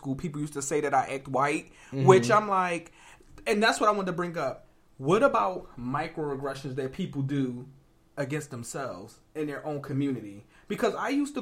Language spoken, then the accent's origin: English; Philadelphia, Pennsylvania, United States; moved away as an adult; also born or lived in New London, Connecticut; we're from Philadelphia.